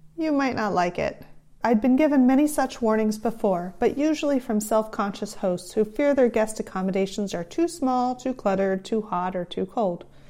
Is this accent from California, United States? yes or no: yes; California, United States; accent: Californian; my own Californian accent has sometimes been difficult for some people to understand